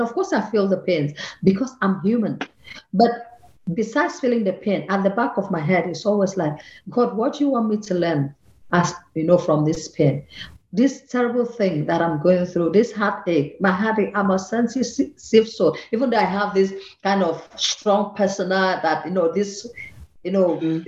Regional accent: Akwa Ibom, Nigeria; moved away as an adult; also born or lived in Lagos, Nigeria; now in Vienna, Austria; I come from Akwa Ibom, that's in the southern part of Nigeria, and they took me to Lagos

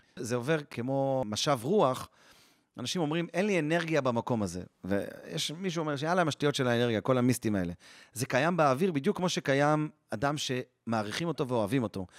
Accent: Jerusalem, Jerusalem District, Israel; born or raised there

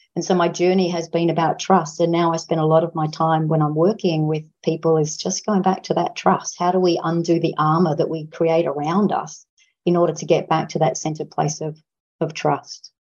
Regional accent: Australia; because I'm an Australian

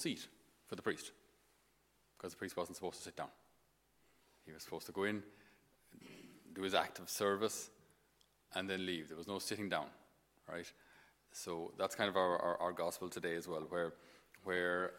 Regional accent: Tipperary, Munster, Ireland; accent: Irish; I'm from Tipperary, we don't have too many sheep around Tip

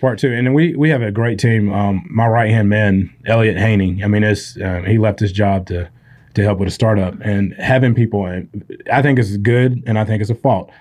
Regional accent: Spartanburg, South Carolina, United States; from Spartanburg, South Carolina, so I've lived in this 100 mile box my entire life.

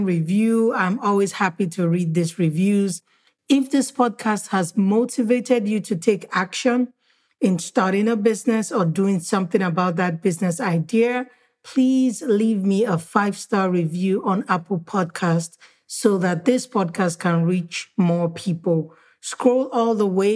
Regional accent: Nigeria; When I was growing up in Nigeria

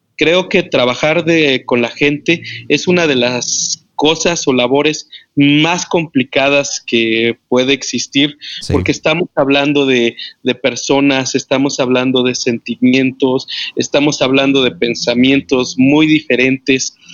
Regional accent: Mexico City, Mexico; moved away as an adult; now in Morelia, Mexico; Yo soy de la Ciudad de México, eh, Distrito Federal, pero ahora, eh, hace 13 años venimos de la Ciudad de México

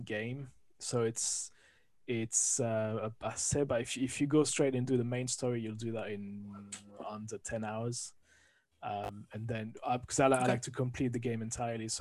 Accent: France; accent: French; English is a second language; moved away as an adult; now in London, United Kingdom; I'm originally from France, as you can hear from the accent. Moved to the UK, to London 20 years ago

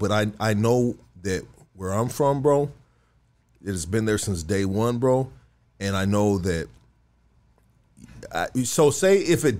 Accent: Los Angeles, California, United States; I'm from Northeast LA. We're in East LA right now, dog. I'm from Highland Park, dog.

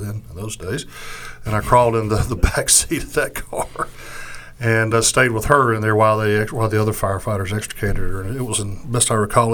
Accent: Forsyth County, Georgia, United States; also born or lived in Tucker, Georgia; I'm originally from Forsyth County. I was raised there, if you will, born in Tucker

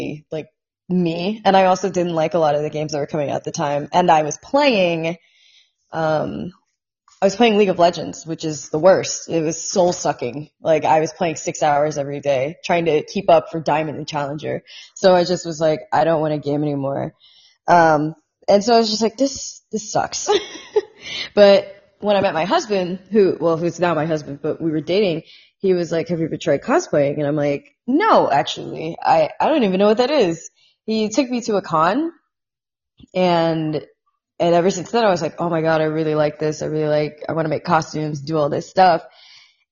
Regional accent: Indiana, United States; born or raised there; moved away as an adult; also born or lived in Long Beach, California / Washington, D.C.

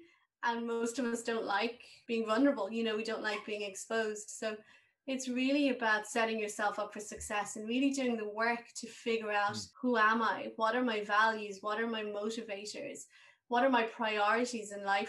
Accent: Waterford, Munster, Ireland; moved away as an adult; also born or lived in Dublin / England; I was from Waterford.

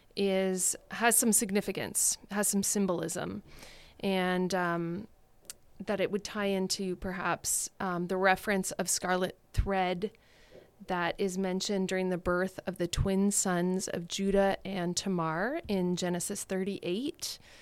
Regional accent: Thunder Bay, Ontario, Canada; I grew up in Thunder Bay

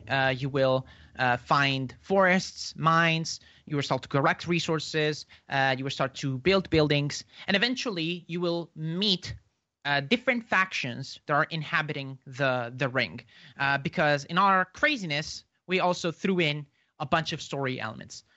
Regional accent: Italy; now my country's in, is in lockdown. I'm from Italy.

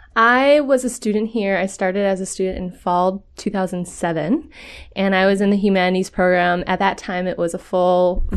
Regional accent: Minnesota, United States; I'm a nobody from Minnesota

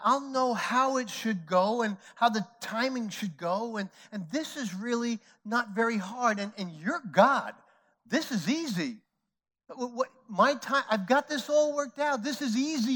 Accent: New York City, New York, United States; I grew up in New York City

